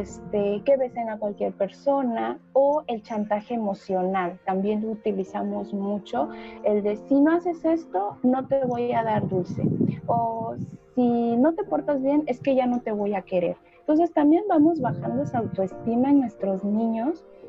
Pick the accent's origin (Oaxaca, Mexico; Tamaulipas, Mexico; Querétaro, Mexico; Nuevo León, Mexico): Oaxaca, Mexico; also born or lived in Veracruz; Yo soy del estado de Oaxaca